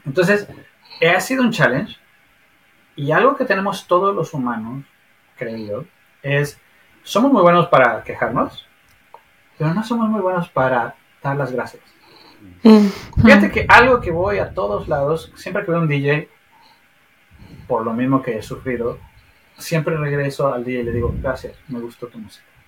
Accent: Mexico City, Mexico; moved away as an adult; also born or lived in Sheffield; now in Trondheim, Norway; cuando yo dejé México, la Ciudad de México, éramos 26 millones

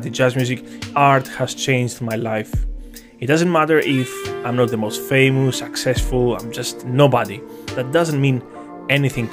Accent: Athens, Attica, Greece; I come from Greece, Athens, the capital. I've been raised in a very, very mature and organized environment

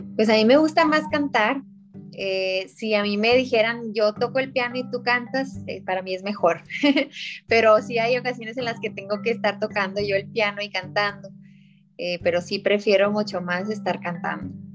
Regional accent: Ciudad Acuña, Coahuila, Mexico; soy de Ciudad Acuña, Coahuila, el norte de, México, estamos en frontera con Estados Unidos

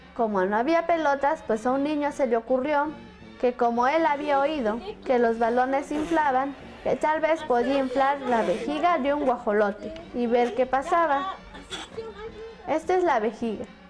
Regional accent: Santa María Alotepec, Oaxaca, Mexico; soy Mije, vivo en la comunidad de Santa María Lotepec, Mije, Oaxaca

